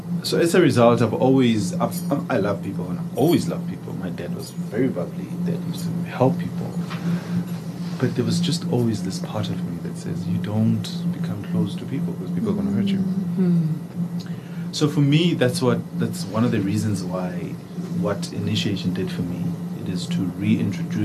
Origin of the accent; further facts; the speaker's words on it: South Africa; I grew up in South Africa